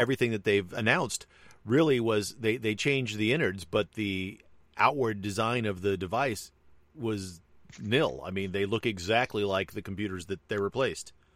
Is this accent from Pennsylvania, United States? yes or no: no; Hawaii, United States; I am Hawaiian.